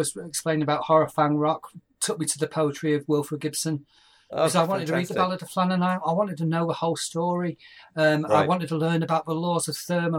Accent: United Kingdom; My morals and my philosophies were laid out by watching Doctor Who as a Brit

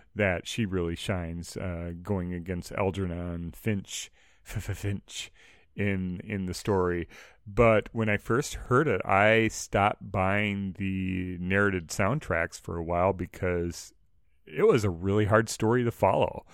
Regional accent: United States; as an American who heard it first in the early 2000s

